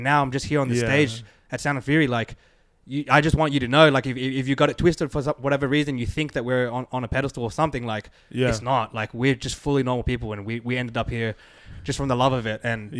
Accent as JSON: {"language": "English", "town": "Sydney", "region": "New South Wales", "country": "Australia", "said": "I mean, I'm from Sydney, man. We're from Australia."}